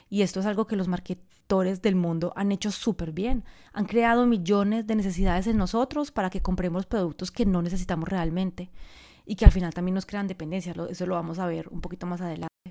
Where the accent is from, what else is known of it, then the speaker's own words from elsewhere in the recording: Colombia; also born or lived in France; now in Bali, Indonesia; Hace mucho tiempo vivo fuera de Colombia, quizás lo sabes, soy colombiana, eh, viví en Francia durante 22 años, en este momento estoy viviendo en Bali